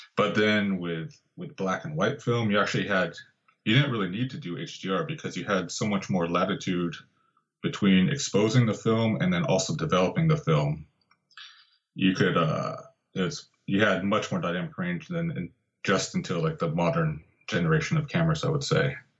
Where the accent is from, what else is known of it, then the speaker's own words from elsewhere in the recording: Santa Barbara, California, United States; moved away; also born or lived in Santa Cruz; in Santa Barbara, actually my hometown